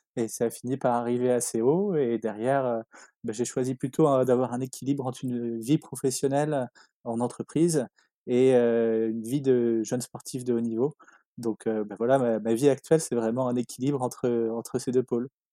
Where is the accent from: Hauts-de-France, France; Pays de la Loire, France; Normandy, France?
Pays de la Loire, France; Les Sables-d'Olonne; j'ai grandi au South d'Olonne, ville où je vis encore